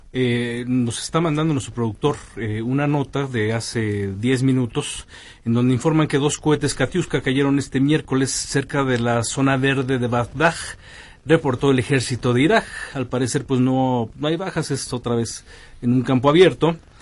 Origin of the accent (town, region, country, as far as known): Mexico